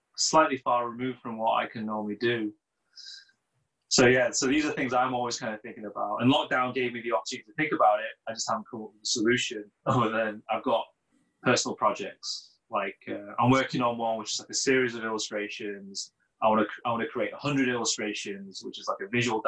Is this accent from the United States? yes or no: no; Sheffield, Yorkshire and the Humber, United Kingdom; moved away as an adult; Sheffield because it's my hometown